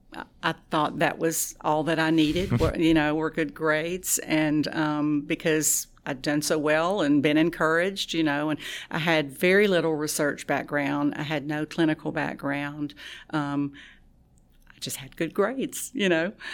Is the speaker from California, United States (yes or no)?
no; Tallulah, Louisiana, United States; moved away; I'm originally from Tallulah